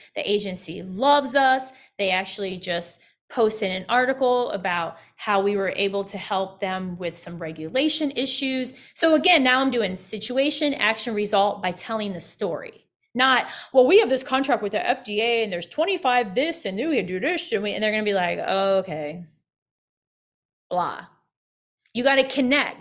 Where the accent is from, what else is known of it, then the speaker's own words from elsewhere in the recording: Midwest, United States; also born or lived in Evansville, Indiana; being a Midwesterner, I lived in Indiana, lived in Evansville, Indiana